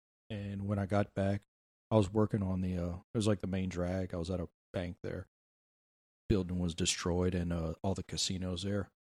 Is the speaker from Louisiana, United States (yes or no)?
yes; Cut Off, Louisiana, United States; I have been through so many hurricanes. You know, I'm from Cutoff, Louisiana.